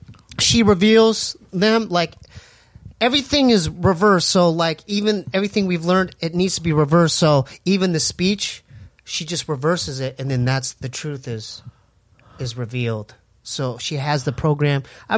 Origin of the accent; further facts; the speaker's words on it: Poway, California, United States; our house that we grew up in Poway was haunted.